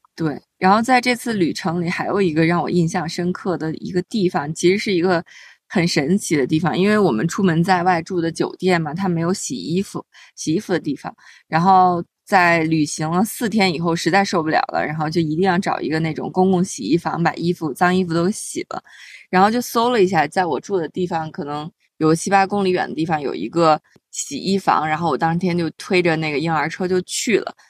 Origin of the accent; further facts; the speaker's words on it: China; 我们中国人从小就被教育的